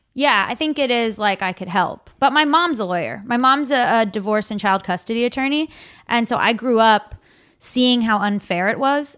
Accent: South Florida, United States; now in Los Angeles, United States; South Florida

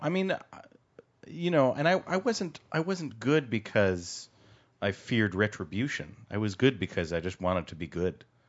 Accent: Connecticut, United States; I grew up in Connecticut, in the, in the woods of Connecticut, in, uh, in the center of the state

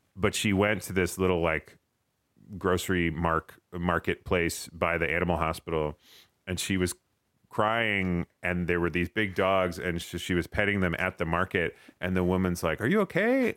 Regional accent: East Coast, United States; moved away as an adult; now in Los Angeles, United States; we're from the East Coast

